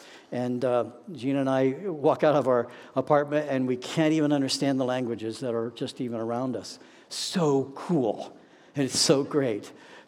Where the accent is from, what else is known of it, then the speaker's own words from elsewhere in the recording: Kettering, Ohio, United States; moved away as an adult; now in Atlanta, United States; I grew up in Dayton, Ohio, Kettering, actually, in that area.